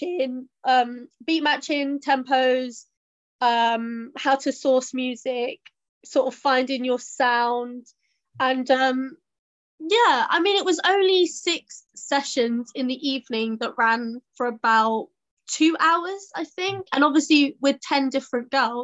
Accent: Southall, London, United Kingdom; I'm from Southall and I'm a DJ

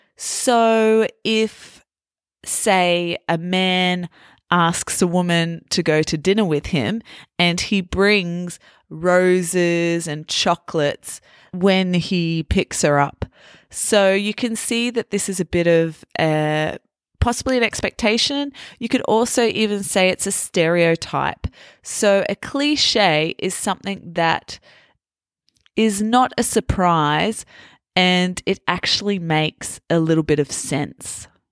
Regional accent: Australia; moved away as an adult; also born or lived in Italy / France; growing up as an Australian and now having lived in Italy and in France

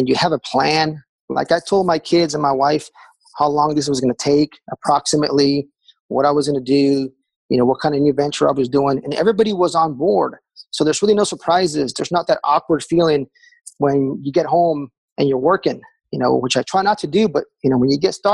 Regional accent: Texas, United States; now in Raleigh, United States; we took a trip back home. I'm from Texas originally

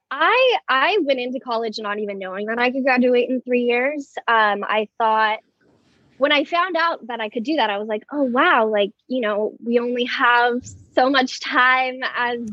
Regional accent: Moorpark, California, United States; I am born and raised in Moorpark, California, um, small suburb right outside of Los Angeles

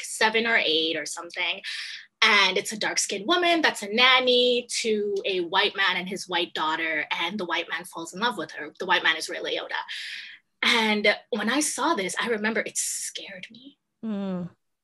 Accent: Trinidad & Tobago; now in Canada; I'm originally from Trinidad. I don't know if you know Trinidad and Tobago, mm-hmm. Small island in the Caribbean. And so growing up there, it's interesting.

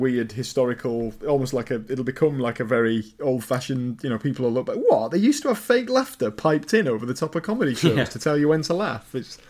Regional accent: Wigan, North West England, United Kingdom; I'm from Wigan, which is not, again, it's, you know, that's quite a big town. It's not a complete middle of nowhere town.

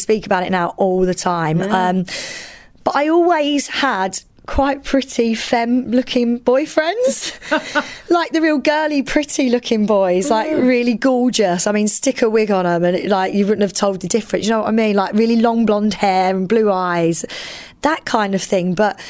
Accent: East of England, United Kingdom; I identify as a female lesbian. Growing up in Essex, it was very much like I was with the popular girls all the time at school

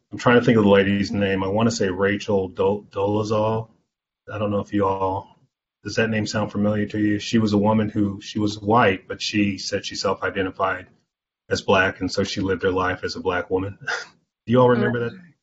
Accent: Anderson, Indiana, United States; I grew up here in the Midwest

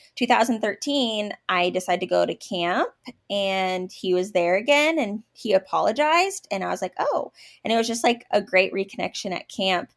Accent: Oregon, United States; moved away as an adult; now in Kansas, United States; I was actually from Oregon, and that's where I met my husband at a camp

